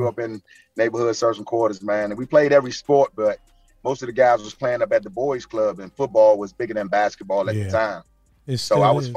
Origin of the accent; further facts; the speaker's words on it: Washington, District of Columbia, United States; I grew up in Northwest, so I was like right down the street from the Capitol.